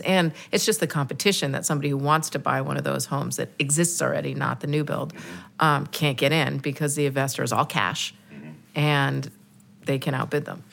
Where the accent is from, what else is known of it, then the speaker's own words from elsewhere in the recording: New York City, New York, United States; now in Washington, D.C., United States; I grew up in New York City